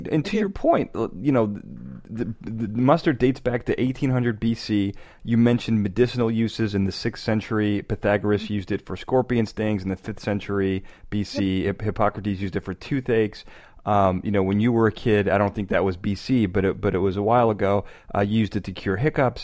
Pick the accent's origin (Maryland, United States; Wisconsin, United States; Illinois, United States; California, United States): Illinois, United States; Chicago; I'm from Chicago.